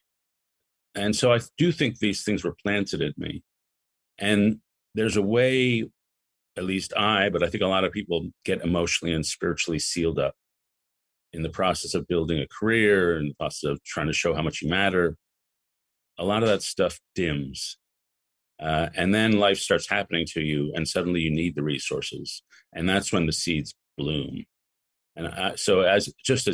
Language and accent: English; New York City, New York, United States; also born or lived in Chicago; I grew up in Lower Manhattan